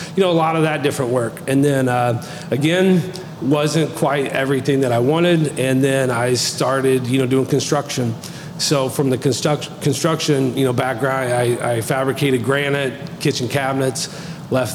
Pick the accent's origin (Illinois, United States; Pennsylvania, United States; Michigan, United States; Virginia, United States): Illinois, United States; Du Quoin; also born or lived in Orlando, Florida; I'm born and raised in Ducoin, so local boy